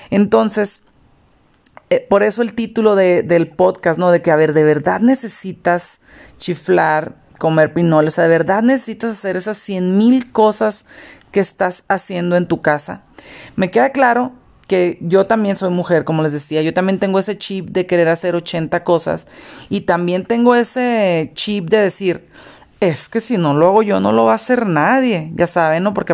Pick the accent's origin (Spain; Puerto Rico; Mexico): Mexico; Mexicali, Baja California; now in León, Mexico; Yo soy de Mexicali, ahorita vivo en León. Y en aquel entonces, pues yo de Mexicali vivíamos en, pues es la frontera.